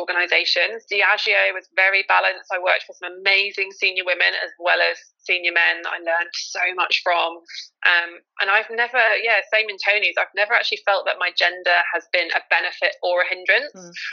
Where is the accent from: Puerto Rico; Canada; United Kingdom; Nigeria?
United Kingdom; also born or lived in Ireland; I grew up when I was younger in the, the UK, so I didn't really get the accent.